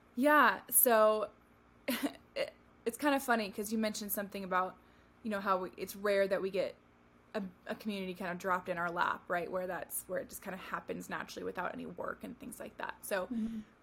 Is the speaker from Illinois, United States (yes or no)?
no; California, United States; moved away as an adult; also born or lived in Tennessee / Arizona; now in Phoenix, United States; I moved from my home of California to Tennessee after I graduated college